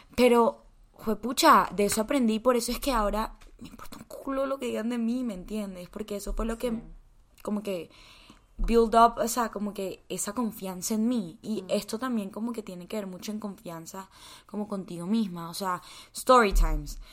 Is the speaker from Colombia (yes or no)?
yes; Colombia; also born or lived in United States